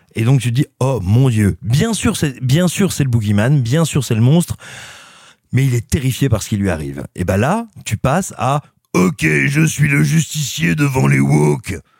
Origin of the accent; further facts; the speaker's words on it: France; also born or lived in Auvergne / Burgundy; je suis né en Auvergne, et j'ai grandi entre l'Auvergne et la Bourgogne